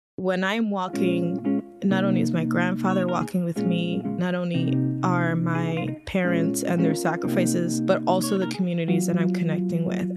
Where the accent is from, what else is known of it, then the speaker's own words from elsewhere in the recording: Philadelphia, Pennsylvania, United States; I was born and raised in South Philadelphia, right by the Ninth Street Market